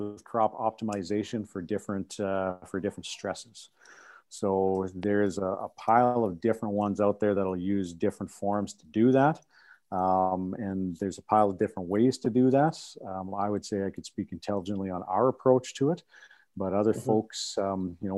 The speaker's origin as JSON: {"language": "English", "region": "Saskatchewan", "country": "Canada", "tie": "born or raised there", "said": "I grew up in Saskatchewan on a farm myself"}